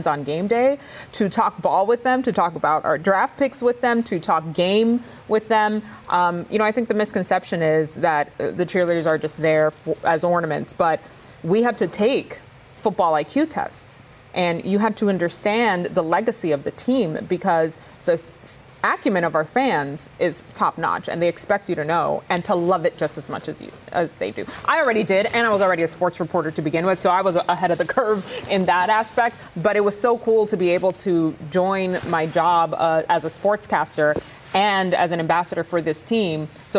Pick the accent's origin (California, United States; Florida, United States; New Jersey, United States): Florida, United States; moved away; Oh, man. I mean, growing up in South Florida, being on the sidelines for them as a Miami Dolphins cheerleader, you can't just, you know, divorce your team because you left the state.